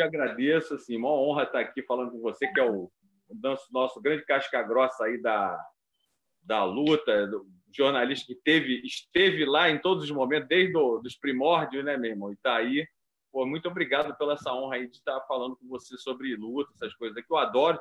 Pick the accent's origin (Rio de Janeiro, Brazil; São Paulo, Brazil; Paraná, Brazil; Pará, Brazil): Rio de Janeiro, Brazil; eu sou nascido e criado em Copacabana.